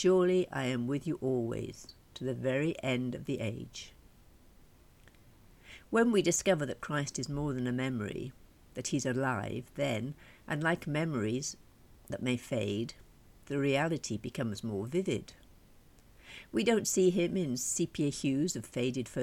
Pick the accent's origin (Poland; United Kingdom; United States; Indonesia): United Kingdom; Welsh, Wales